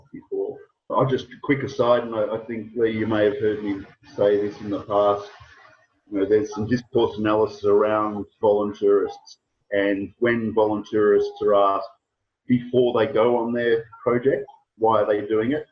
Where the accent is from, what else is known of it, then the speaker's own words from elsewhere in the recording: Australia; I was from Australia